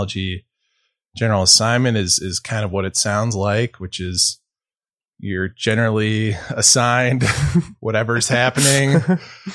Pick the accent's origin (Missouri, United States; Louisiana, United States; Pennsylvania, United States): Missouri, United States; St. Louis; also born or lived in Billings, Montana; now in Montana, United States; I'm originally from St. Louis